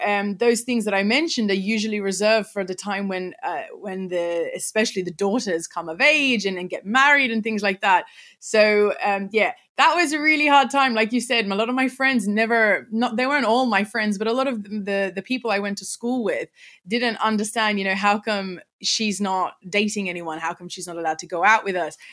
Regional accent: Sydney, New South Wales, Australia; accent: Australian; I was born in in Sydney, Australia, and I've lived here pretty much my whole life

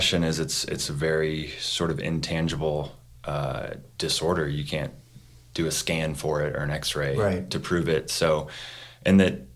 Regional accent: Monument, Colorado, United States; now in Denver, United States; we grew up down in Monument

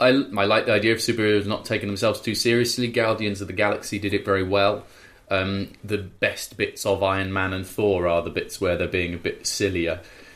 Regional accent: South West England, United Kingdom; now in Birmingham, United Kingdom; I'm 24 from Gloucestershire, but now living in Birmingham's

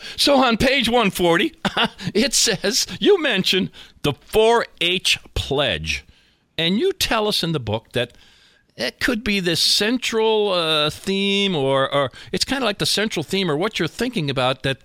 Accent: Scranton, Pennsylvania, United States; my hometown of Scranton, Pennsylvania

